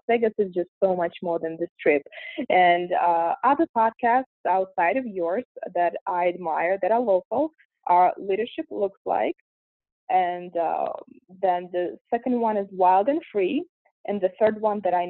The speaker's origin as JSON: {"language": "English", "country": "Russia", "tie": "born or raised there", "second_language": "English", "moved": "as an adult", "lives_now": "United States", "said": "I'm originally from Russia, and I was born and raised there. I moved here at the age of 19"}